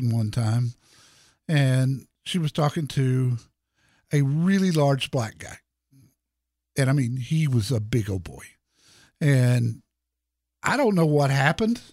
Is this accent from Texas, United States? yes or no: yes; Dallas, Texas, United States; Dallas, Texas, my hometown